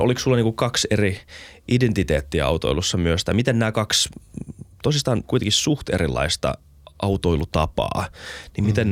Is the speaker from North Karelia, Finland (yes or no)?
no; Helsinki, Uusimaa, Finland; mä oon tosi elitistinen helsinkiläinen